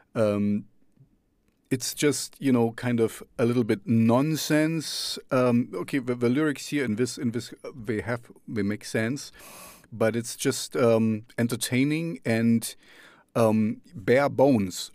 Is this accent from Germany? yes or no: yes; East Germany, Germany; I grew up in the East, uh, behind, in the Russian zone, behind the Iron Curtain.